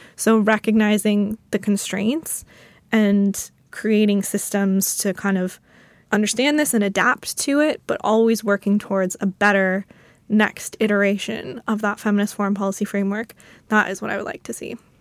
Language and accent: English; United States; I'm an American